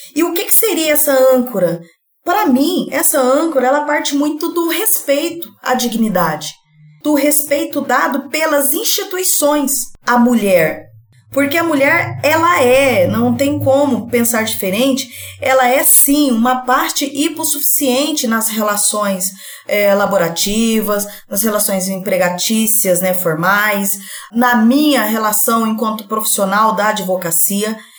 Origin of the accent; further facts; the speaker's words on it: Colorado do Oeste, Rondônia, Brazil; moved away as an adult; now in Cáceres, Brazil; Eu sou de Rondônia, interior de Rondônia, Colorado do Oeste, e vim aqui residir é, em Cáceres.